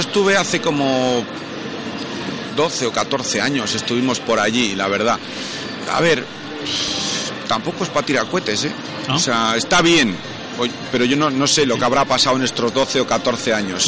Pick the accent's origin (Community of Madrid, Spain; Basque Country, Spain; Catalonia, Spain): Basque Country, Spain; Bilbao; yo soy de Bilbao, y venía aquí a, a Barcelona